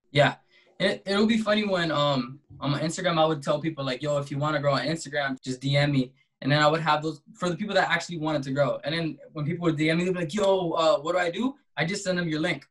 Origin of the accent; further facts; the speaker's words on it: Compton, California, United States; I'm an artist from Compton, California